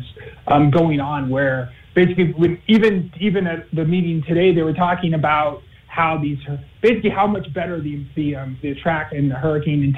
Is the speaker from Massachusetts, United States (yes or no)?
yes; Massachusetts, United States; moved away as an adult; also born or lived in Colorado; growing up in Massachusetts, always had exciting weather.